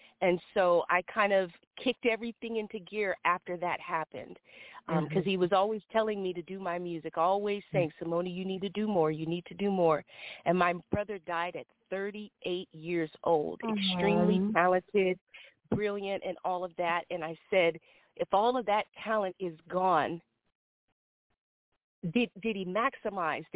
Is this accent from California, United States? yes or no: yes; Sacramento, California, United States; moved away as an adult; also born or lived in Oakland, California; now in Los Angeles, United States; So right now I'm in Los Angeles, California, but I am from Sacramento, California